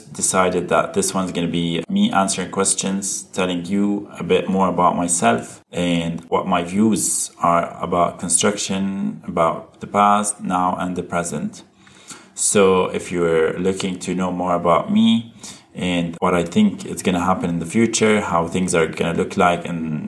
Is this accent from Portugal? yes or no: no; Abu Dhabi, United Arab Emirates; also born or lived in Berlin, Germany / Lebanon; born in Germany and raised in Abu Dhabi.